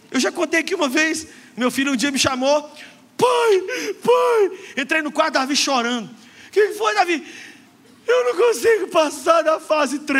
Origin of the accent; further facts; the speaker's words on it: Brazil; Mas eu e você, como brasileiros, temos que aceitar o convite